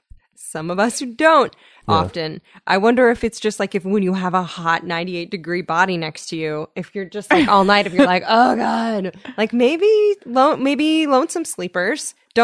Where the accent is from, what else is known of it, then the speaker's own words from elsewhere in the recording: California, United States; In the Bay Area. I have no excuse.